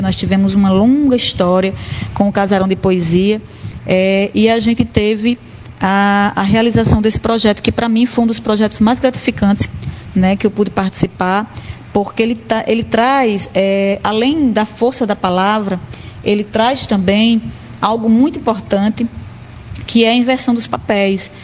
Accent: Currais Novos, Rio Grande do Norte, Brazil; moved away as an adult; now in Natal, Brazil; saio de Currais Novos, da minha terra natal, e venho para Natal

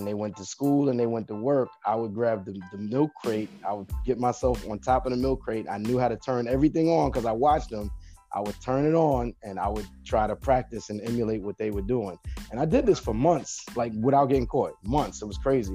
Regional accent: New York City, New York, United States; also born or lived in Brentwood, Long Island, New York; I'm originally from Bushwick, Brooklyn, New York, but then I eventually migrated to Long Island, to Brentwood, Long Island, to be exact.

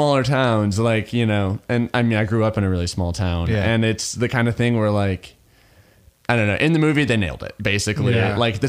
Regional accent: Midwest, United States; I'm from the Midwest, you know?

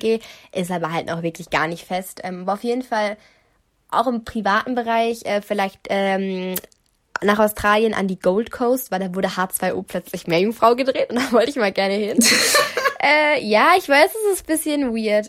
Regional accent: Germany; ich wohne da seit immer, schon immer

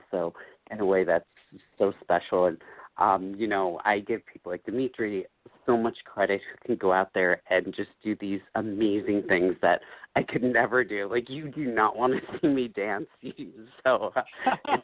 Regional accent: northern New Jersey, United States; also born or lived in Colombia; I am adopted from Columbia, so I grew up in New Jersey, northern New Jersey, my whole life

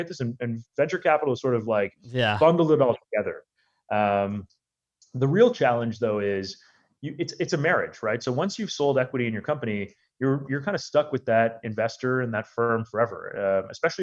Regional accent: Canada; also born or lived in India / Chicago; I was born in India. My family we lived in Chicago for a couple of years and then moved to Canada when I just started school

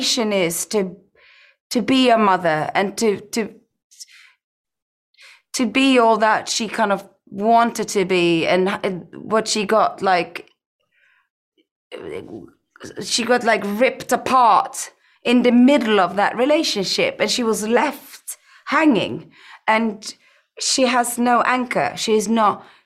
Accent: Iceland; growing up in Iceland and growing up on a farm

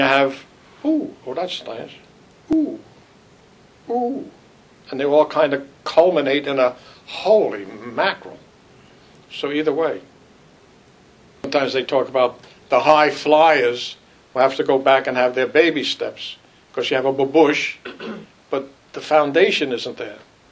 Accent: New York City, New York, United States; I grew up in Brooklyn.

